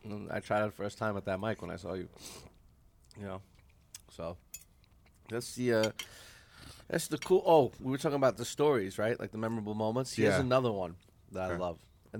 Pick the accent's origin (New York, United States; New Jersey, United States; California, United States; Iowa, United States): New York, United States; I'm from New York.